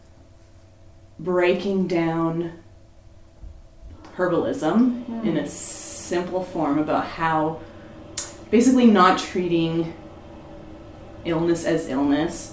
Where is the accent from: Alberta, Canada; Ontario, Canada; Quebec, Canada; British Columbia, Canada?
Ontario, Canada; Toronto; now in Warkworth, Canada; I was born and raised in Scarborough